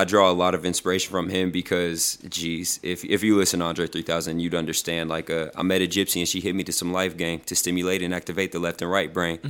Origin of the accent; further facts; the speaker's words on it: Houston, Texas, United States; moved away; I'm from Houston.